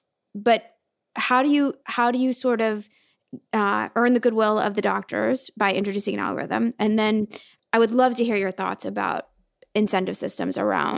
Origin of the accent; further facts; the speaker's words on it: Oregon, United States; I'm from Oregon.